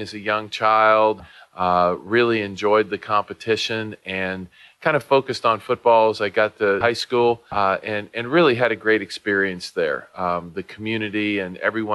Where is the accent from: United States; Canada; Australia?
United States; Western Pennsylvania; moved away; I grew up in Western Pennsylvania